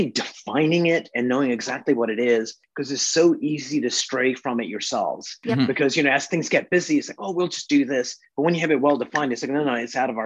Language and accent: English; United Kingdom; now in Canada; I was a little kid in the UK